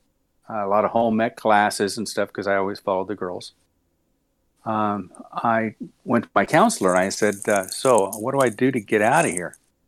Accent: Long Beach, California, United States; Yeah, I was born in Long Beach. California. Born and raised. As a matter of fact, I still own my childhood home that I moved in to at 5 years old.

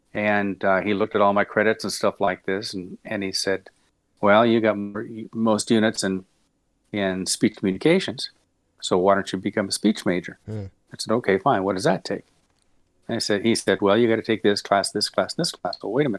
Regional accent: Long Beach, California, United States; Yeah, I was born in Long Beach. California. Born and raised. As a matter of fact, I still own my childhood home that I moved in to at 5 years old.

